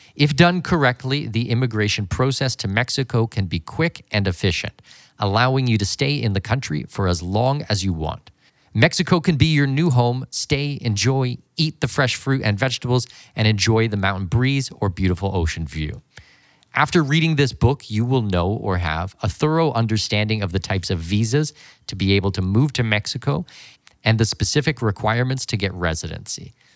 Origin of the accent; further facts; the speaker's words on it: London, Ontario, Canada; moved away; I was born and raised in London, Ontario, Canada.